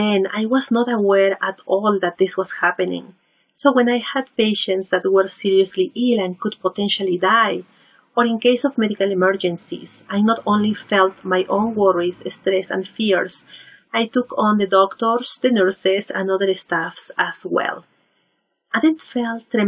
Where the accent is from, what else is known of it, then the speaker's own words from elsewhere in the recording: Lima, Peru; moved away as an adult; now in Vancouver, Canada; I was born and raised in Peru, in Lima